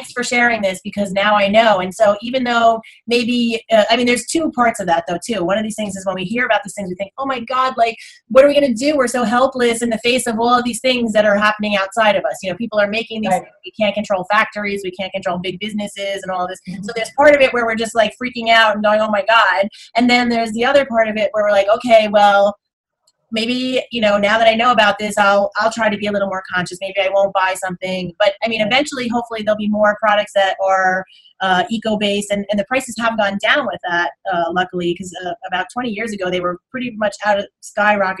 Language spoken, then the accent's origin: English; United States; I grew up right outside of Manhattan